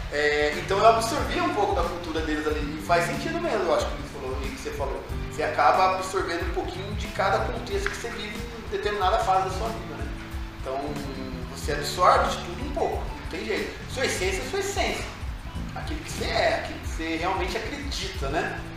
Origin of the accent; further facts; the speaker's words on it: Campos do Jordão, São Paulo, Brazil; em São Paulo, mas, assim, a vivência é, é jordanense.